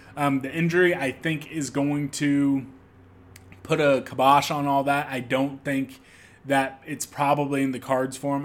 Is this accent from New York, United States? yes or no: no; Topeka, Kansas, United States; moved away as an adult; now in Kansas City, United States; I'm a Kansas kid. I, I, you know, I live in Kansas City, Missouri now, but, you know, born and raised in Topeka, Kansas